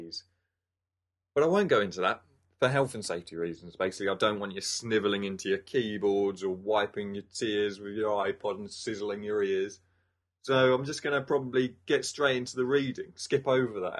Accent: England, United Kingdom; moved away; being an Englishman

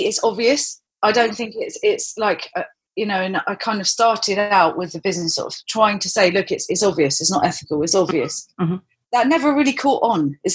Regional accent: London, United Kingdom; also born or lived in Cornwall; now in Isle of Wight, United Kingdom; I'm from London originally

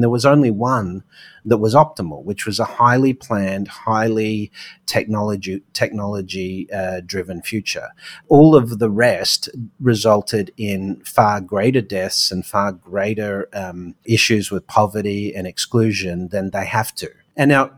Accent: Australia; now in New York, United States; being an Aussie offshore

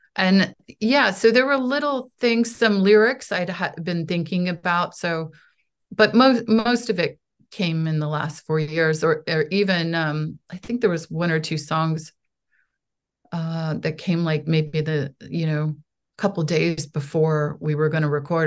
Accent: United States; also born or lived in Poland; I am an American artist

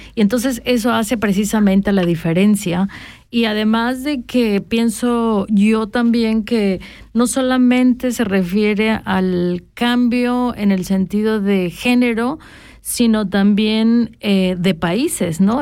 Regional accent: Tapachula, Chiapas, Mexico; moved away; las tierras donde yo nací, donde yo crecí

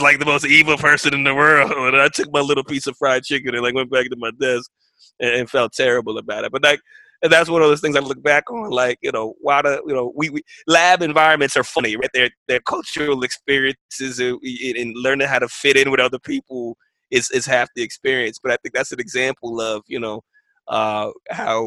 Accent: New York City, New York, United States; moved away; I'm from New York City. I'm from public housing.

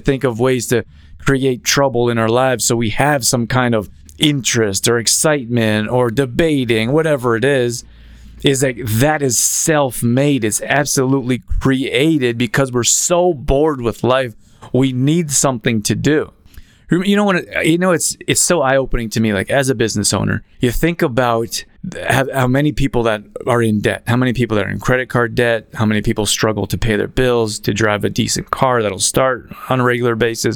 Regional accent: Calgary, Alberta, Canada; moved away; also born or lived in Los Angeles; I grew up in Calgary, Alberta

